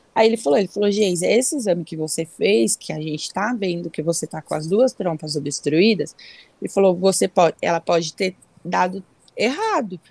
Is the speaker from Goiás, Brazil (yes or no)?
no; Bela Vista do Paraíso, Paraná, Brazil; now in Rio Claro, Brazil; Eu nasci em Bela Vista do Paraíso, é uma cidadezinha próximo de Londrina